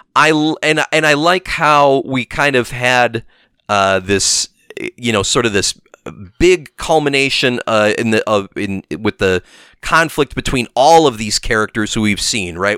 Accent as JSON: {"language": "English", "town": "Milwaukee", "region": "Wisconsin", "country": "United States", "said": "we're from there"}